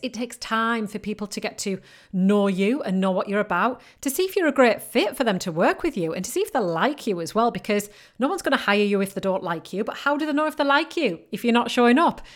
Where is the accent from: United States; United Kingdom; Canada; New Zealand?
United Kingdom; accent: northern British; I've got a very northern British accent.